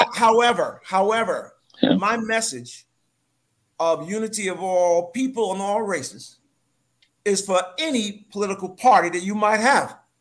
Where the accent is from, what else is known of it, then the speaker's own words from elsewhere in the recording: New York City, New York, United States; moved away as an adult; also born or lived in Harlem; now in British Virgin Islands; I was born and raised in New York